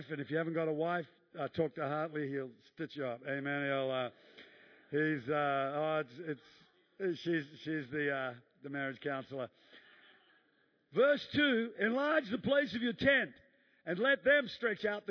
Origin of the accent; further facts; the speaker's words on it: New Zealand; moved away; I'm a Kiwi